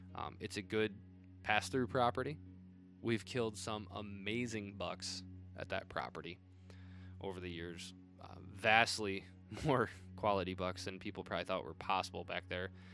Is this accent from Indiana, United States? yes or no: yes; Northern Indiana, United States; also born or lived in South Bend, Indiana; being a Northern Indiana native, living in South Bend for a time.